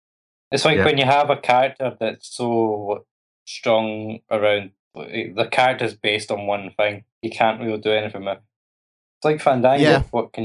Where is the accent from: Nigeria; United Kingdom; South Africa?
United Kingdom; Scotland; I'm Scottish